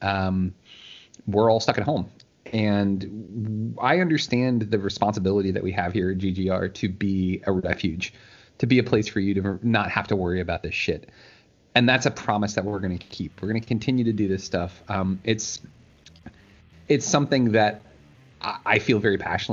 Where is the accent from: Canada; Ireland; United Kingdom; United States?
United States; I'm from the D.C. area